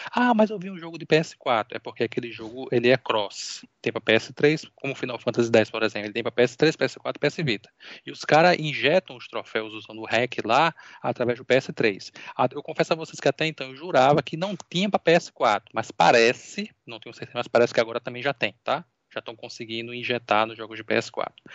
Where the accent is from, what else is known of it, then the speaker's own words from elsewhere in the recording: Natal, Rio Grande do Norte, Brazil; eu sou de Natal, Rio Grande do Norte